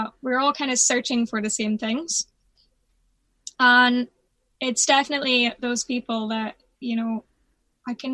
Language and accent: English; Belfast, Northern Ireland, United Kingdom; I'm from, obviously, the north of Ireland. Mm. Like, I grew up in Belfast.